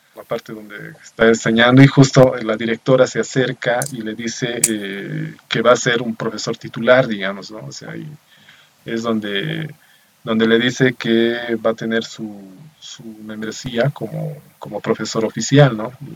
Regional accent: Bolivia; soy de Bolivia.

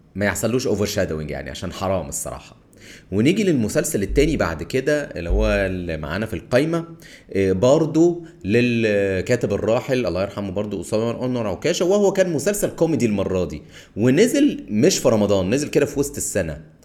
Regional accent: Cairo, Cairo Governorate, Egypt; انا من القاهره

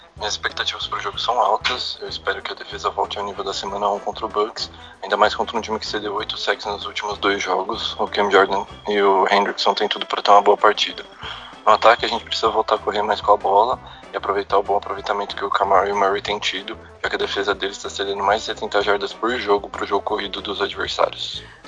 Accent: Santo André, São Paulo, Brazil; sou de Santo André, na BC Paulista

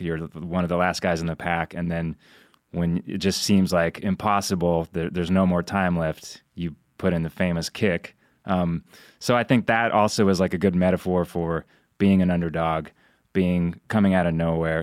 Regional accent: Idaho, United States; moved away; also born or lived in Oregon; my home state of Idaho

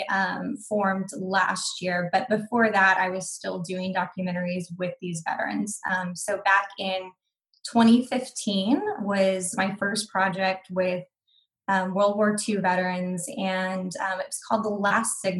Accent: Hawaii, United States; also born or lived in military bases across the US; now in Texas, United States; father was in the military, so grew up um, on military bases across the US. Um, spent most of my childhood growing up in Hawaii, and then um, yeah relocated so i'm based out of texas now

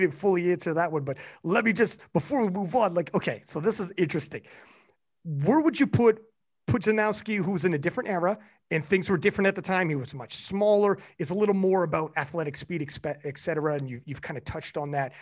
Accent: Canada; I'm Canadian

